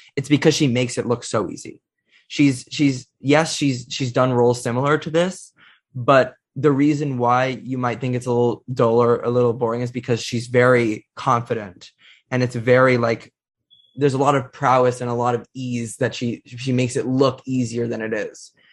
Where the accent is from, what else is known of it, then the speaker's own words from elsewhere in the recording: United States; As an American